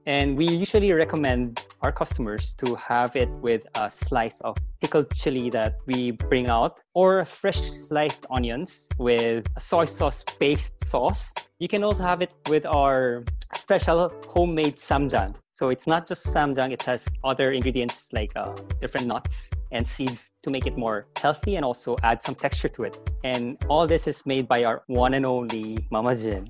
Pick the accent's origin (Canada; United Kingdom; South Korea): South Korea; Incheon; moved away; also born or lived in Philippines; I'm a Korean who lived in the Philippines for about 20 years. And right now I'm back in my hometown in Incheon